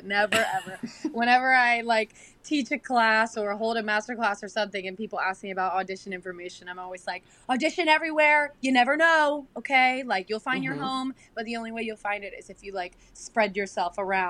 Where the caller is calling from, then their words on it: New York, United States; I'm tuning in from my apartment in Hell's Kitchen.